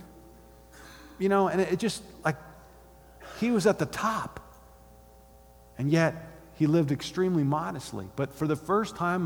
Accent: Gainesville, Florida, United States; born or raised there

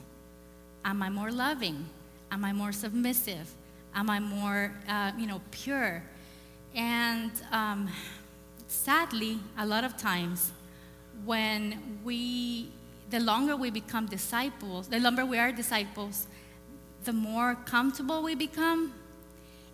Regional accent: El Salvador; moved away; I grew up in El Salvador.

